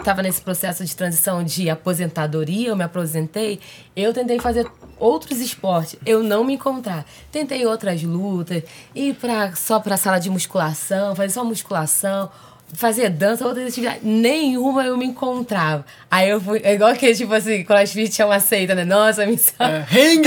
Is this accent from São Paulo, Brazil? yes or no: no; Rio de Janeiro, Brazil; now in Rio Claro, Brazil; carioca, porém, mais tô Rio Clarense do que carioca.